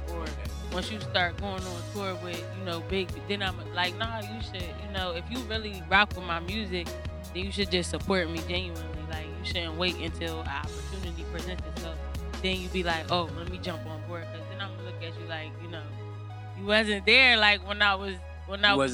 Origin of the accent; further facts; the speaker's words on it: Middletown, Delaware, United States; also born or lived in West Philadelphia, Pennsylvania; Pretty much my whole life, but my family is originally from West Philly. But I've been in Delaware for a majority of my life